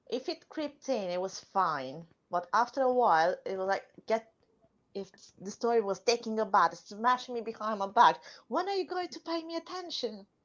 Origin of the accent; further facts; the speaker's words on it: Romania; Well, one thing I can tell, say for sure I have from back home is my sarcasm.